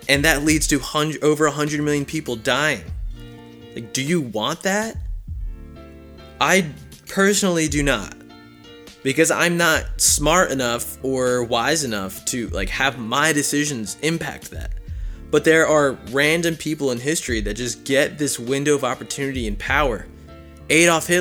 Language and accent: English; New Jersey, United States; also born or lived in Philadelphia area; now in Harrisburg, United States; I grew up in New Jersey